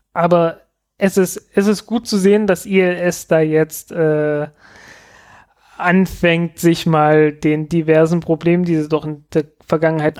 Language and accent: German; eastern Germany, Germany; ich in der ostdeutschen Provinz